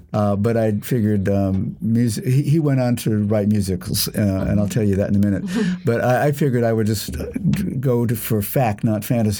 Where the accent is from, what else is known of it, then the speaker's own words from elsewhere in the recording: Fort Lauderdale, Florida, United States; now in Columbus, United States; I was born in Fort Lauderdale, Florida.